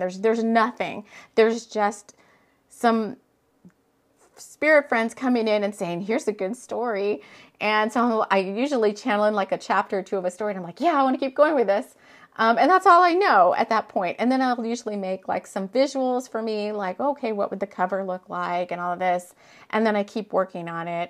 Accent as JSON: {"language": "English", "region": "South Texas", "country": "United States", "tie": "born or raised there", "moved": "as an adult", "said": "I moved from Texas. Um, I lived in Texas, South Texas pretty much my whole entire life."}